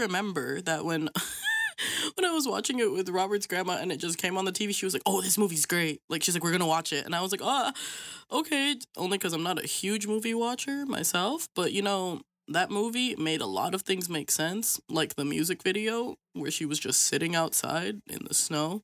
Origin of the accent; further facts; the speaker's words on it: Philippines; I'm Filipino